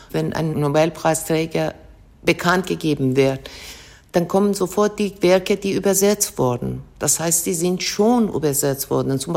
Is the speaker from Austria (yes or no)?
no; Iran; Ich lese als Iranerin. Immer. Ich habe ja iranische Kultur und ich lebe ja in Iran.